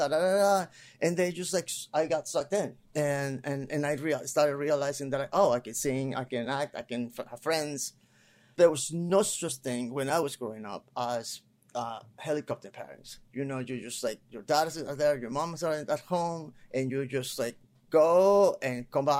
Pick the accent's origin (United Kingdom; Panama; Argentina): Panama; Panama City; English is a second language; moved away as an adult; also born or lived in Puerto Rico; now in Los Angeles, United States; I came in 1992. I'm originally from Panama.